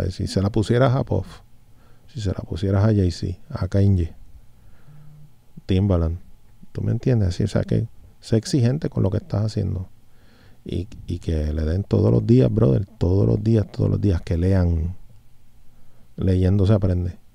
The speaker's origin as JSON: {"language": "Spanish", "country": "Puerto Rico", "said": "por tenerme aquí en mi isla, en el 100 por 35, de donde soy, de donde vengo y hacia donde salgo, brother, en realidad, a dejarle de saber a la gente lo que nosotros hacemos aquí en Puerto Rico."}